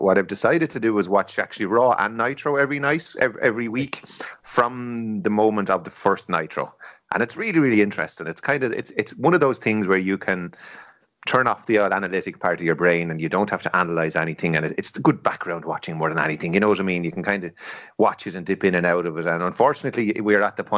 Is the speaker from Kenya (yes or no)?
no; Ireland; we're all Irish lads